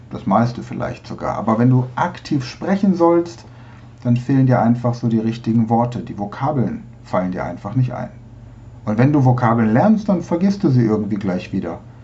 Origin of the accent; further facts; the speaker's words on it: Bolzano, Trentino-Alto Adige, Italy; ich komme aus Bozen, Südtirol